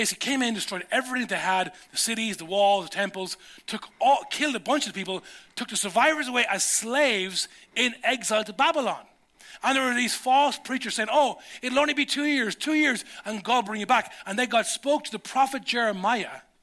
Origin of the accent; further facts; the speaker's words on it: Ireland; as a 17-year-old Irish dude